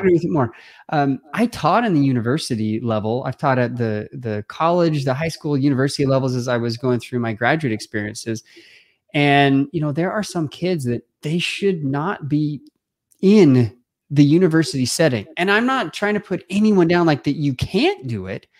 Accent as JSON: {"language": "English", "town": "Simi Valley", "region": "California", "country": "United States", "tie": "born or raised there", "said": "I grew up in Southern California, quite honestly, uh, I, in a family of, a big family, like my own, um, there were six kids, and my mom and dad, you know, uh, just loved us, hang out with us. We grew up on this one acre parcel of land in one of the oldest homes in Simi Valley"}